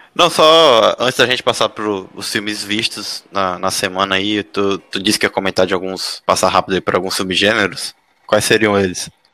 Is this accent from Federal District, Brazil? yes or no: no; Teresina, Piauí, Brazil; moved away as an adult; now in São José dos Campos, Brazil; eu sou de Teresina, eu costumo passar as férias, voltar para passar as férias